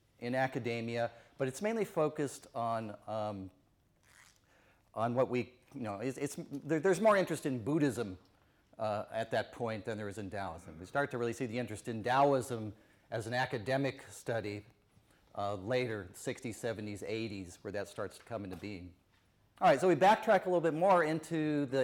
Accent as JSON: {"language": "English", "town": "Tucson", "region": "Arizona", "country": "United States", "said": "I'm from Tucson, Arizona in the United States"}